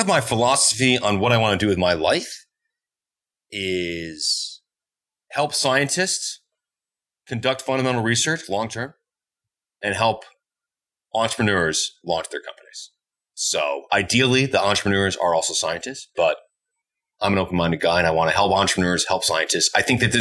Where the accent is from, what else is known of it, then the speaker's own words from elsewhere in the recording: Essex, New England, United States; moved away as an adult; also born or lived in Montreal, Canada; now in Edmonton, Canada; I grew up in New England in this white bread picturesque town called Essex.